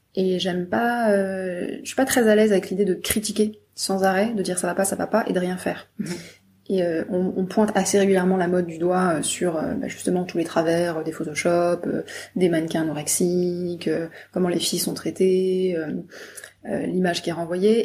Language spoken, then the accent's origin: French; Brittany, France; je viens de Bretagne